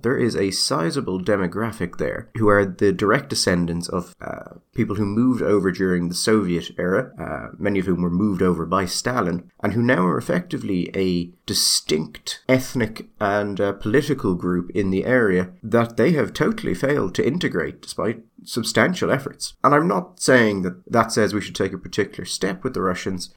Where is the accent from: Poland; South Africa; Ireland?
Ireland